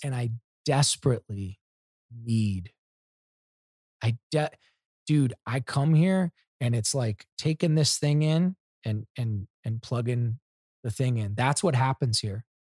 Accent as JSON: {"language": "English", "region": "Ohio", "country": "United States", "said": "I'm from Ohio"}